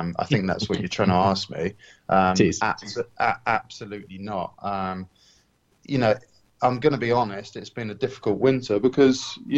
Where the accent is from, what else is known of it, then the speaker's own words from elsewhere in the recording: United Kingdom; to join Aston Martin as a Brit